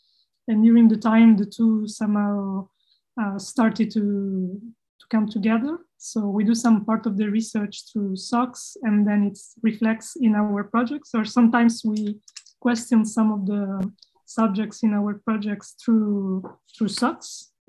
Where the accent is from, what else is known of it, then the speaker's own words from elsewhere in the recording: Italy; We are two architects from Italy